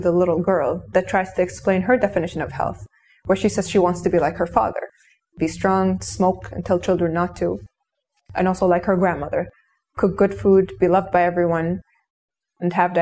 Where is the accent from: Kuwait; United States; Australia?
Kuwait; I grew up in Kuwait in the early 90s, where I was raised by screens